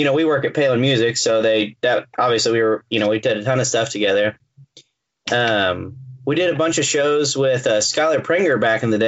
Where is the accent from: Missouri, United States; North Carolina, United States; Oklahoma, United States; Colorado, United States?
Missouri, United States; southwest of Kirksville; I lived like south, out in the country, like south, what have been southwest of Kirksville